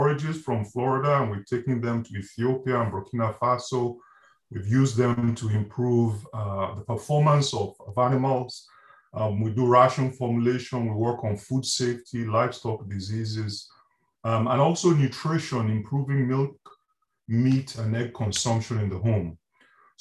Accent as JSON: {"language": "English", "country": "Nigeria", "also_born_or_lived": "Reading, United Kingdom / Wales, United Kingdom", "moved": "as an adult", "lives_now": "Gainesville, United States", "said": "I'm originally from Nigeria, and I did my degrees in Nigeria and then in Britain at the University of Reading."}